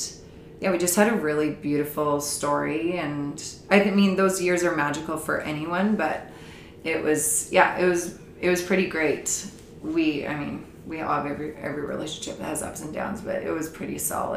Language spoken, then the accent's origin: English; Saanich Peninsula, British Columbia, Canada; Derek and I met when we were 14 and we grew up on the Saanich Peninsula